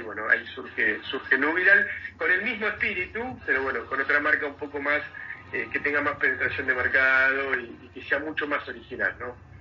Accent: Mar del Plata, Buenos Aires Province, Argentina; yo nací en Mar del Plata

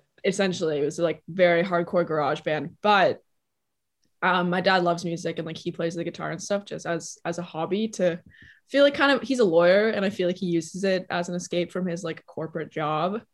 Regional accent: Toronto, Ontario, Canada; also born or lived in New York; I was born and raised in Toronto, Canada

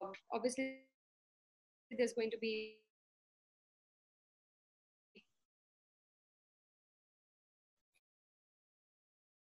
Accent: Bangalore, Karnataka, India; I am from Bangalore, India

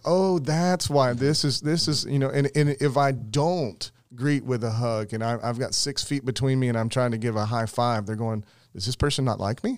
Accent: Summerville, South Carolina, United States; I grew up in Somerville

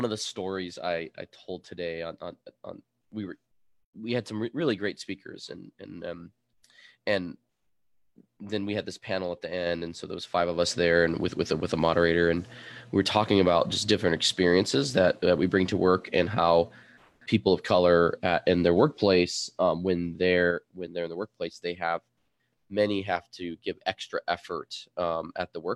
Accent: Arizona, United States; English is a second language; I'm from America. I was born in Arizona.

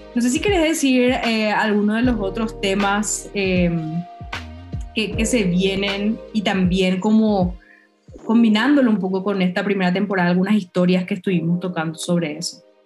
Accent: Paraguay; moved away as an adult; now in Mexico; somos dos paraguayas

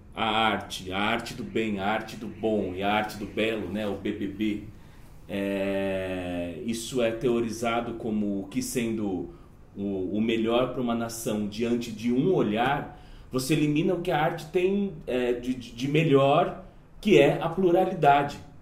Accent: Jundiaí, São Paulo, Brazil; numa instituição, uma comunidade de Jundiaí, que é, a, que é a cidade de onde eu vim

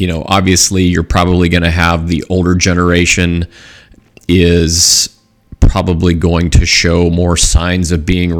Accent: Southern California, United States; growing up in Southern California

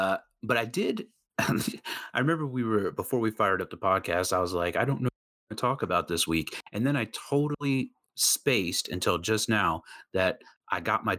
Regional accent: Midwest, United States; also born or lived in South; growing up in the Midwest and in the South, like courtesy is like definitely big there.

